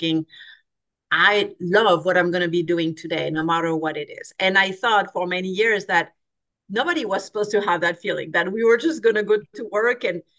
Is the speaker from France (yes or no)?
yes; France; moved away as an adult; now in California, United States; I grew up in France, so a very different culture from the American culture. I came to California when I was 21